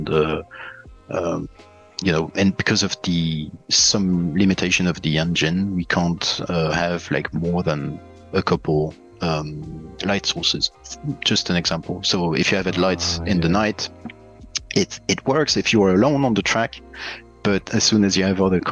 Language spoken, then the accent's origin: English; Liège, Wallonia, Belgium; now in Sweden; Originally, I come from Belgium, and my hometown is Liège